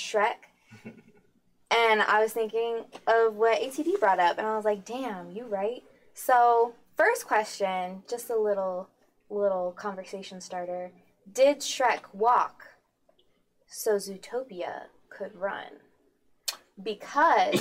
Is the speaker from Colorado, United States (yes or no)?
yes; Colorado, United States; I'm from Colorado